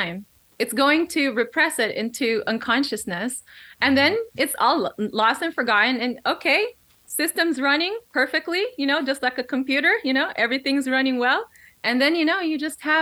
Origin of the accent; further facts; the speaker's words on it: Philippines; now in United States; I was born here in the U.S., but I was raised in the Philippines.